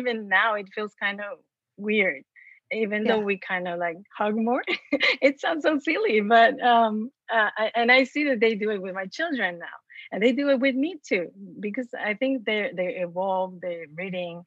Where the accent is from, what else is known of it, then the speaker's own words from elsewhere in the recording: Mexico; moved away; because I was born and raised in Mexico. And so imagine in a small town